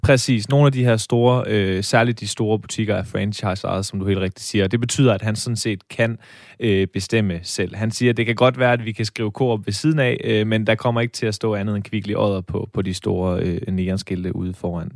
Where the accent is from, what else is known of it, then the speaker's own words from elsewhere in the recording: Denmark; ærkejyde, født og opvokset i Jylland og aldrig øh, øh, øh sat sin ben, det er ikke helt rigtigt, men aldrig boet andre steder